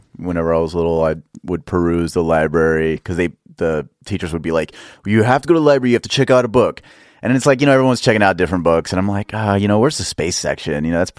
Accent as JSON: {"language": "English", "town": "Dallas", "region": "Texas", "country": "United States", "tie": "born or raised there", "said": "Dallas. Dallas"}